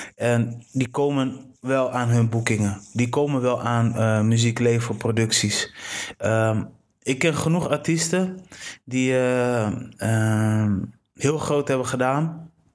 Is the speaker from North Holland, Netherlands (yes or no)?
no; Delfzijl, Groningen, Netherlands; ik ben geboren in Delcel. Ja. Delcel, Groningen, daar kun je fietsen tot de fullest